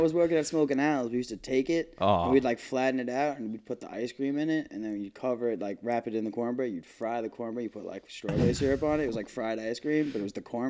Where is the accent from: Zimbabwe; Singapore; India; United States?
United States; Massapequa, New York; I'm third generation Massapequa. I grew up here. My dad grew up here. My grandfather was from here.